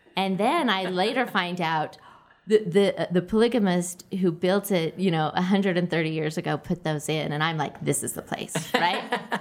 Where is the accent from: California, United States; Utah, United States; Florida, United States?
Utah, United States; Orem; I grew up in Orem.